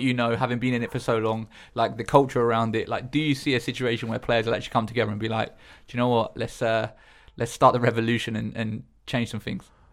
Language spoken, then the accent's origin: English; Eastbourne, South East England, United Kingdom; in Eastbourne growing up, um, we used to play on the seafront basketball courts